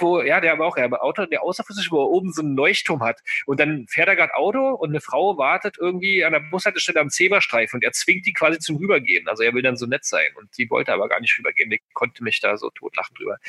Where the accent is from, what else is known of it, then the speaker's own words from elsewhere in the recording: Berlin, Germany; bei uns in Berlin